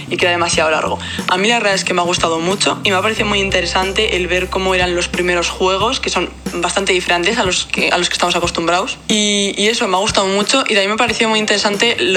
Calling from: Barcelona, Catalonia, Spain; de Barcelona.

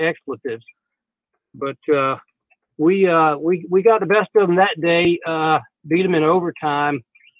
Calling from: Birmingham, Alabama, United States; from Birmingham.

